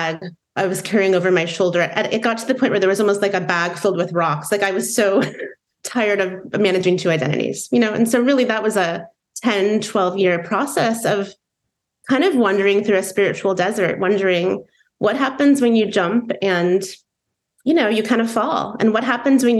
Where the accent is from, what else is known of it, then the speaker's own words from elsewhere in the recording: Indiana, United States; now in Seattle, United States; I grew up in Indiana in the Bible Belt